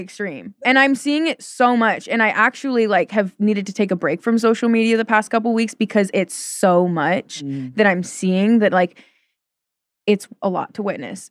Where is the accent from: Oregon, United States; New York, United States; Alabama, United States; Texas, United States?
Oregon, United States; Portland; I'm from Portland.